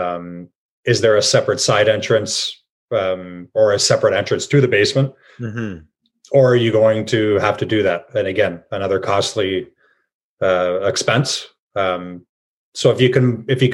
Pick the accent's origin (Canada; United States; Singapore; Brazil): Canada; Cambridge, Ontario; I'm from Cambridge